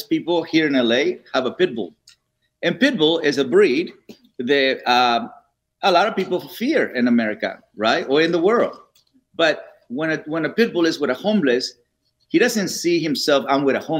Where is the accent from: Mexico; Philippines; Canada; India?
Mexico; now in Los Angeles, United States; I'm from Mexico